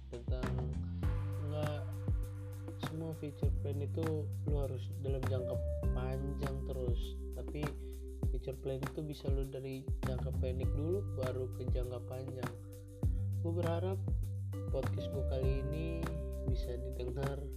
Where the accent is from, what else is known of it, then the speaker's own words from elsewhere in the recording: Bandar Lampung, Lampung, Indonesia; Asal dari Bandar Lampung